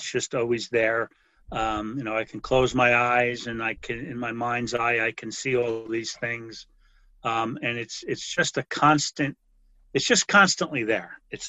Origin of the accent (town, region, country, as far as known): West Orange, New Jersey, United States; born or raised there